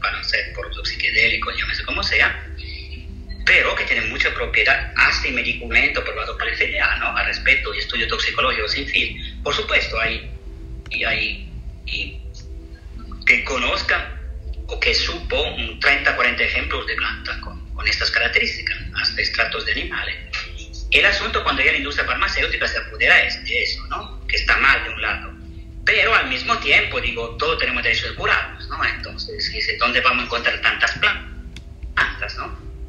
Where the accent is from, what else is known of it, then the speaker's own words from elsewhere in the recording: Southern Italy, Italy; Spanish is a second language; moved away; yo soy de europea, del sur del Mediterráneo, del sur de Italia